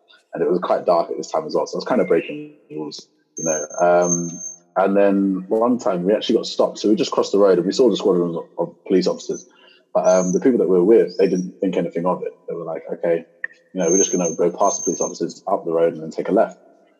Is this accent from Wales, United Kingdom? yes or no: no; Luton, East of England, United Kingdom; And this actually occurred in kind of like my hometown in the UK. So I'm actually from Luton, but I'm from this little town next to Luton, so north of London.